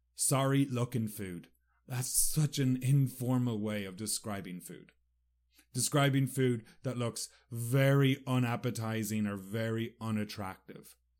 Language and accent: English; Sligo, Connacht, Ireland; moved away; Sligo, my hometown